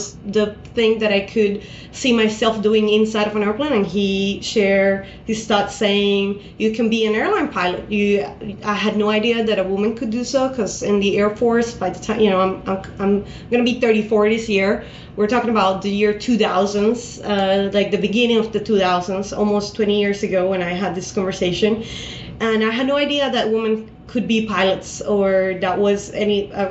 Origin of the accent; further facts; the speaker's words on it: Bogota, Colombia; I was born and raised in Colombia, in Bogota.